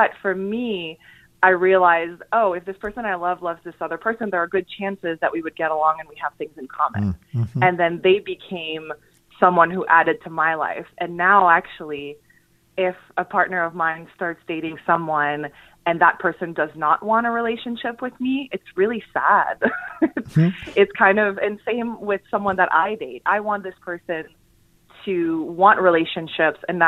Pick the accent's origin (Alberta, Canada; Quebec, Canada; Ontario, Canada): Quebec, Canada; Montreal; now in New York City, United States